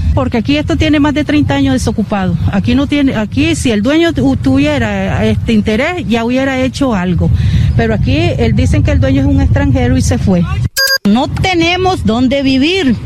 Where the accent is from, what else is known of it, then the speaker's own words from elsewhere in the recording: Nicaragua; now in Costa Rica; yo tengo mis dos hijos, este, verdad, soy nicaragüense